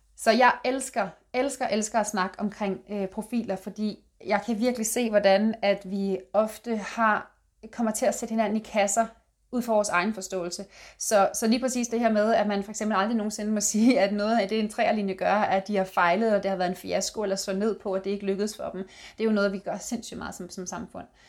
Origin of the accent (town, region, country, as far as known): Denmark